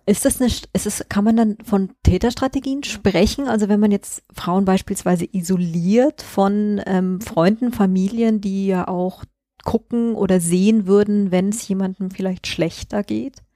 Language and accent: German; Munich, Bavaria, Germany; ich komme ja auch aus München